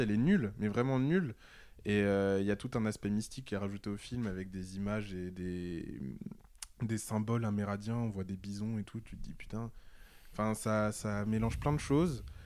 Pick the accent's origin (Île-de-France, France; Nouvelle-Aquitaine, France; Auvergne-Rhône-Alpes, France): Île-de-France, France; Paris; je suis parisien